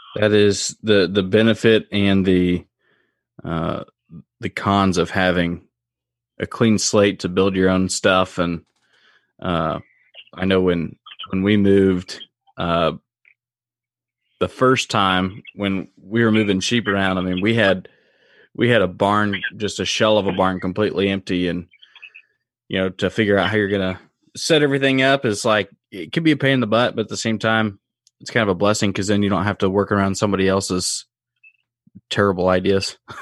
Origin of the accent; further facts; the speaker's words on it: Indiana, United States; moved away; also born or lived in Illinois; growing up in Indiana and then being over in Illinois